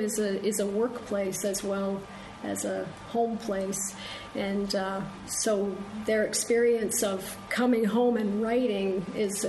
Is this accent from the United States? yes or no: no; Canada; as a Canadian who works on British poetry